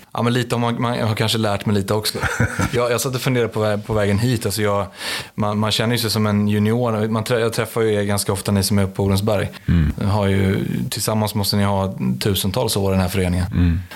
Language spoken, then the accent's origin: Swedish; Stockholm, Stockholm County, Sweden; Jag är uppväxt i Stockholm